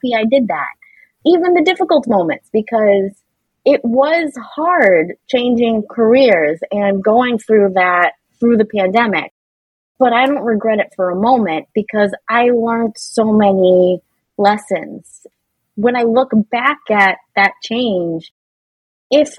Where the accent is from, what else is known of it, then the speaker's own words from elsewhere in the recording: Boston, Massachusetts, United States; I'm from Boston and it's a thing here